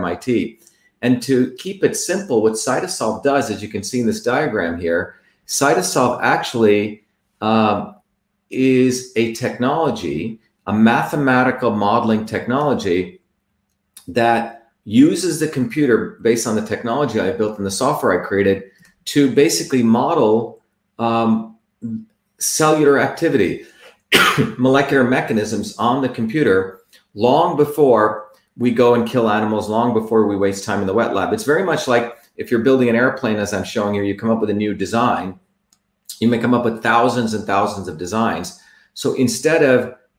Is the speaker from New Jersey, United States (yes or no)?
yes; New Jersey, United States; born or raised there; also born or lived in Mumbai, India